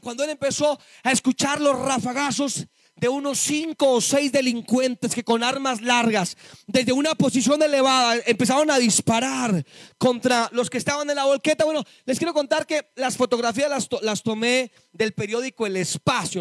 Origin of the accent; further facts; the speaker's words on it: Boyacá, Colombia; Nací en, lo repito, en Boyacá